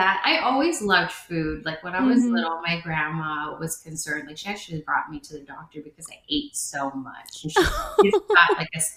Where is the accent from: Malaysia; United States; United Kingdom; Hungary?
United States; English is a second language; also born or lived in Nha Trang, Vietnam; I grew up in America, you know, I was about 6 or 7. I was a teenager in America